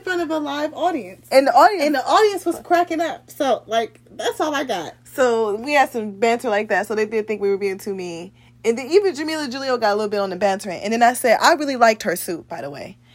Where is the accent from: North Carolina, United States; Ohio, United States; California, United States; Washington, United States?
Ohio, United States; I am from Ohio